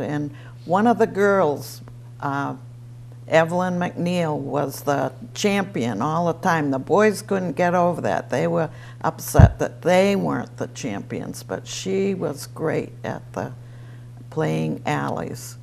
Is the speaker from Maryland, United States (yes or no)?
no; Easton, Massachusetts, United States; I was born in a farmhouse on Pine Street, Easton Dale, we always called it.